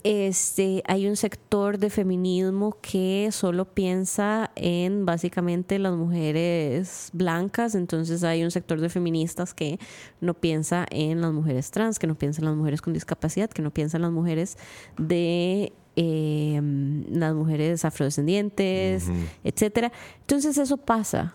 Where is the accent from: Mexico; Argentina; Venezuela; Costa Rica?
Costa Rica; los ticos tenemos este delirio de que somos blancos españoles